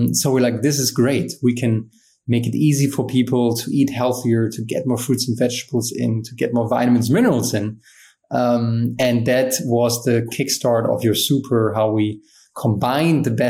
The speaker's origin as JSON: {"language": "English", "country": "Germany", "tie": "born or raised there", "said": "growing up in Germany, I was always an athlete."}